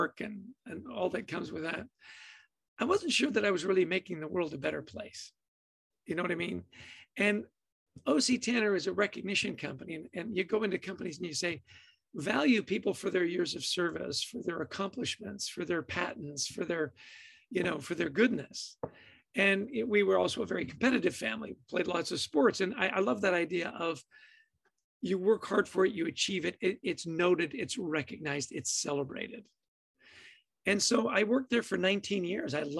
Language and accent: English; Edmonton, Alberta, Canada; I grew up in a ridiculously happy household, right? I was born in Edmonton, Alberta.